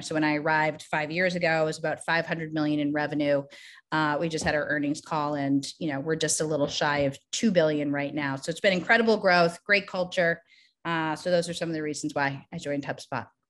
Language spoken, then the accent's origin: English; Boston, Massachusetts, United States; also born or lived in New York City; I grew up in Boston.